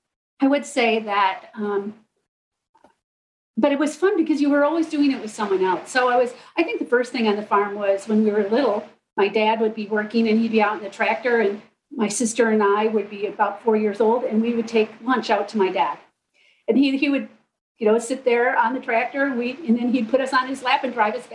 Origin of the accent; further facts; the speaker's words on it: Midland, Michigan, United States; also born or lived in Fisherville, Michigan; I grew up in Midland primarily